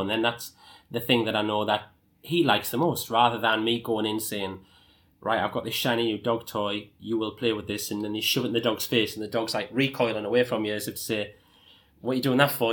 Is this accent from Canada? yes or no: no; Sunderland, North East England, United Kingdom; I started off as a dog walker in my hometown of Sunderland